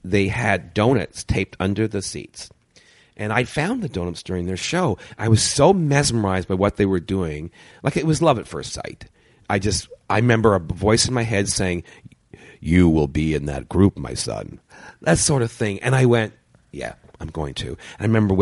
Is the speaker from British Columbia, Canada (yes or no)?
no; Brampton, Ontario, Canada; I grew up in Brampton